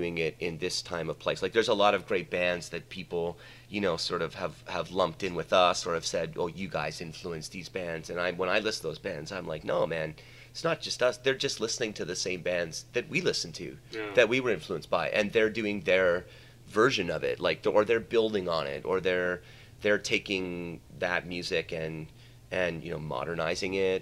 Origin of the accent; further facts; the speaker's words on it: Canada; now in Mexico; we're Canadian and we grew up in Canada